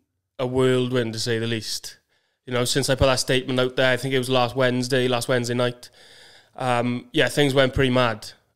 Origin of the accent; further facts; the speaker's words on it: Maesteg, Wales, United Kingdom; So I'm from Maesteg.